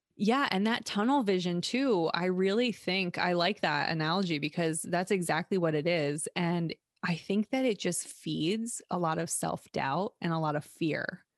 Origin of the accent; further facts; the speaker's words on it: United States; growing up in America especially, I c, I didn't grow up anywhere else